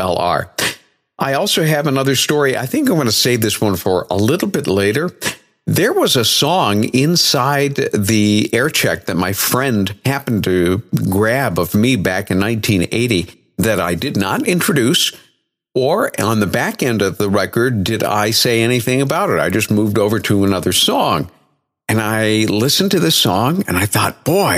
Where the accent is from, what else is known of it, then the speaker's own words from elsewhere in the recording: New Bedford, Massachusetts, United States; also born or lived in Vermont; my hometown radio station, WBSM 1420 AM, and it was a pretty decent powerhouse for New Bedford